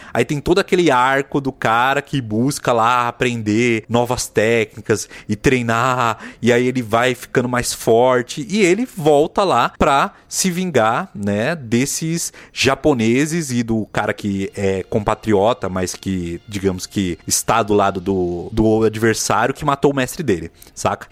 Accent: Bahia, Brazil; now in São Paulo, Brazil; Eu lembro de quando era criança na Bahia, veja só, lá 92, 91

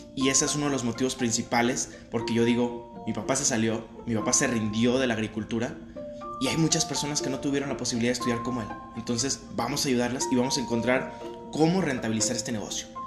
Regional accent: Mexico; yo sentirme como mexicano

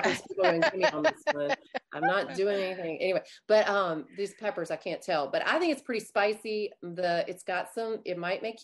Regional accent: Louisiana, United States; I'm even from Louisiana and I don't speak French

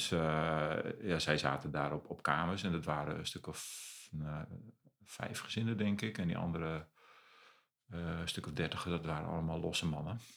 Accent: Friesland, Netherlands; moved away as an adult; also born or lived in Zeist / Stadshagen, Zwolle; now in Zwolle, Netherlands; ben opgegroeid in Friesland.

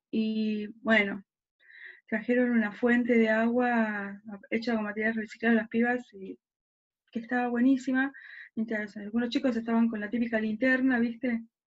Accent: Quilmes, Buenos Aires Province, Argentina; also born or lived in southern Argentina; Soy porteña, pero después nada, viví toda mi vida en Quilmes y un tiempo en el sur del país y después volví para Quilmes

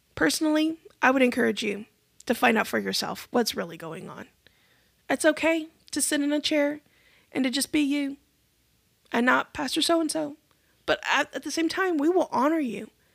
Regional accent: United States; As American Christians

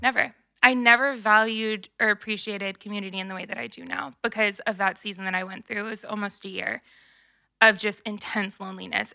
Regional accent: Nashville, Tennessee, United States; I am from Nashville

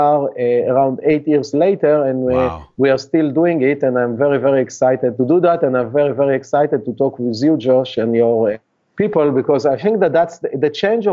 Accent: Israel; English is a second language; moved away as an adult; now in United States; you can hear from my accent that I'm not a Native American, and I actually was born and raised in Israel

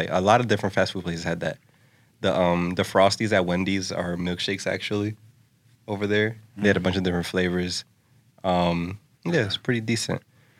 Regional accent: New York, United States; Like, I'm from New York. You don't understand.

